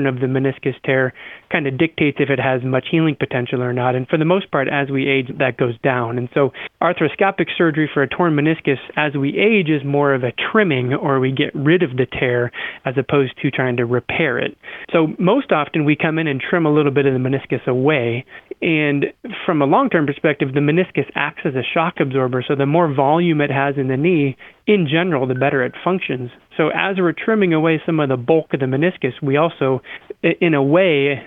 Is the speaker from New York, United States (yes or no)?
no; Iowa, United States; I'm from Iowa and grew up mowing yards